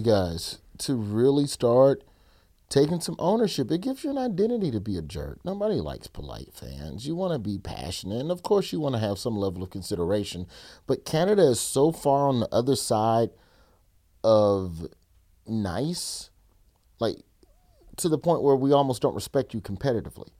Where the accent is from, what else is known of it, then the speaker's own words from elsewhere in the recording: Alabama, United States; growing up in Alabama